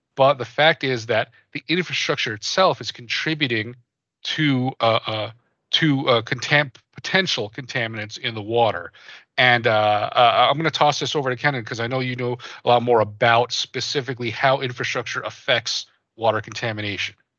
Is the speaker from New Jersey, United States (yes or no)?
yes; New Jersey, United States; I, I grew up in New Jersey. I grew up in the East Coast